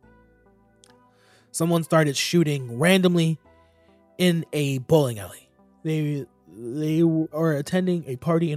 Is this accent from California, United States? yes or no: no; Florida, United States; I'm a Florida nigga